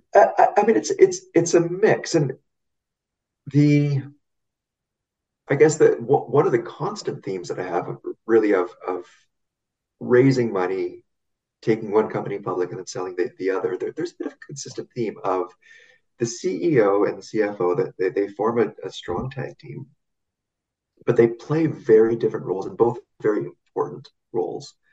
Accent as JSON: {"language": "English", "town": "Vancouver", "region": "British Columbia", "country": "Canada", "also_born_or_lived": "United Kingdom", "moved": "as an adult", "said": "I'm from the West Coast uh, originally, I'm from Vancouver."}